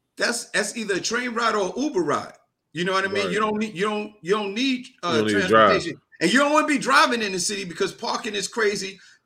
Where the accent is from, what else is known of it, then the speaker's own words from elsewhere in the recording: New York City, New York, United States; moved away as an adult; also born or lived in Los Angeles; now in Connecticut, United States; I'm actually in CT, live in Brooklyn, man. Born and raised in Brooklyn, man, but I'm in Connecticut right now.